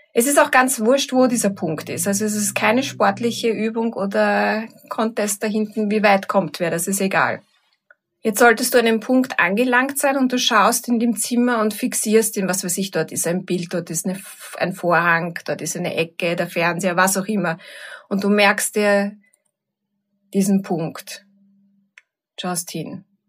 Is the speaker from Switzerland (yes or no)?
no; Vienna, Austria; In Wien, im dritten Bezirk, alles im gleichen Kretzel